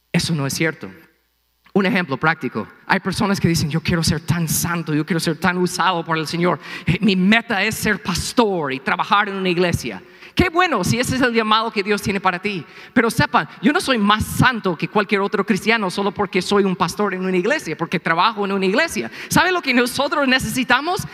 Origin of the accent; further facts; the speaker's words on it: United States; Spanish is a second language; moved away; soy gringo